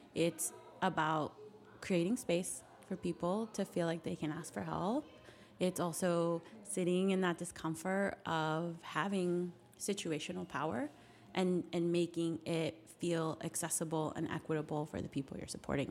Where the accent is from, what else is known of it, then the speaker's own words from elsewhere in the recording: Carson City, Nevada, United States; moved away as an adult; also born or lived in Reno, Nevada; now in Washington, D.C., United States; I came from rural Nevada, so a much smaller city. I grew up in Carson City, went to college in Reno, and moved right to DC.